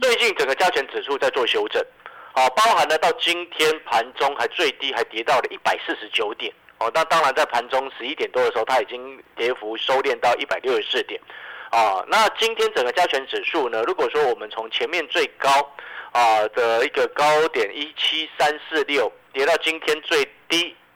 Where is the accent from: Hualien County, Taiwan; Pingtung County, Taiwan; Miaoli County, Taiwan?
Hualien County, Taiwan; Hualien; 身为花莲人的我